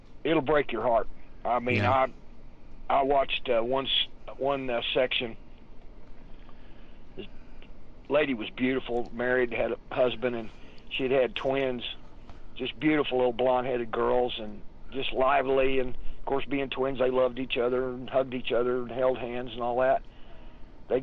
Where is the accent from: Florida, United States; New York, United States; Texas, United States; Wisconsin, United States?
Texas, United States; Odessa; moved away; also born or lived in Tulsa, Oklahoma; I'm from Odessa, Texas, which is out in the desert, West Texas, Southwest Texas. Moved us to Tulsa, Oklahoma in July.